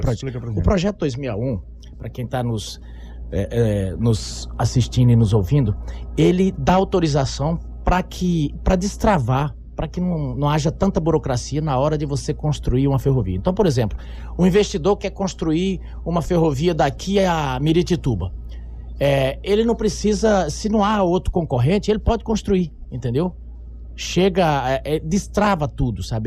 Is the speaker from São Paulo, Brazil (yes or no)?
no; Mato Grosso, Brazil; eu sou mato-grossense